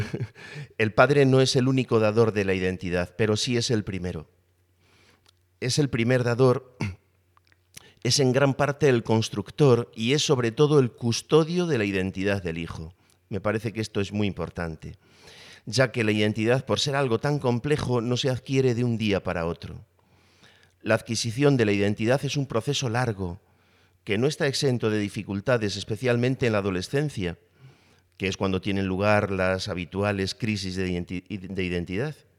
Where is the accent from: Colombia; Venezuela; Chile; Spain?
Spain; soy varón, que soy español, que soy eh, profesor